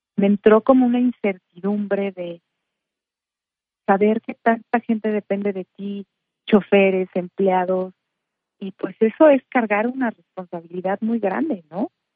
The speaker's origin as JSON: {"language": "Spanish", "town": "Morelia", "region": "Michoacán", "country": "Mexico", "tie": "born or raised there", "said": "yo nací en Morelia, soy de Morelia, Michoacán"}